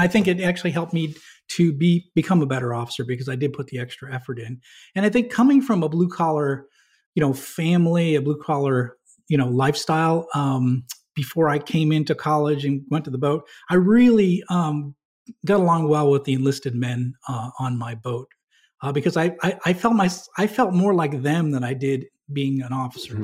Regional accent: New Hampshire, United States; moved away; I grew up in New Hampshire

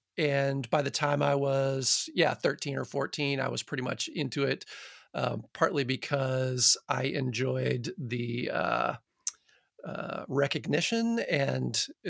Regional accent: Midland, Michigan, United States; born there; So I was born in Midland, Michigan, which is a town in Michigan that was put there by Dow Chemical Company, basically.

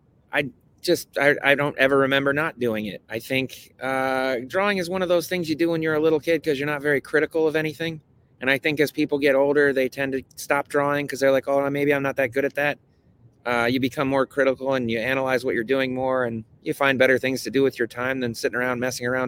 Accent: Saratoga Springs, New York, United States; moved away as an adult; also born or lived in Albany, New York; now in San Francisco, United States; I was born in Albany, New York, and my mother, my sister, and I lived in Saratoga Springs, New York, from the time I was like 8 until I was 18

